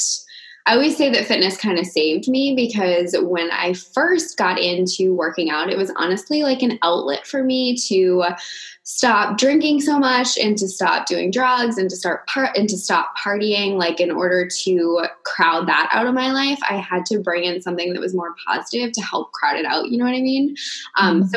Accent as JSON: {"language": "English", "region": "Maine", "country": "United States", "tie": "born or raised there", "moved": "yes", "lives_now": "California, United States", "said": "I live in California, but I grew up in Maine with Leah."}